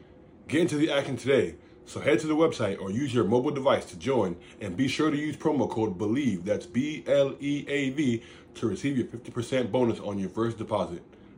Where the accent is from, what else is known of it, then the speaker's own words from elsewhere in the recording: DMV, United States; now in Japan; I'm a DMV guy